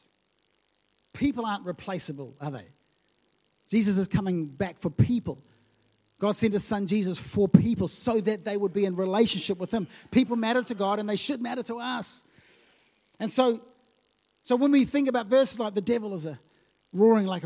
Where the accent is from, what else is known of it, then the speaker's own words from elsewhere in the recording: Lautoka, Western Division, Fiji; moved away; When I was growing up, I used to live in Fiji as a kid.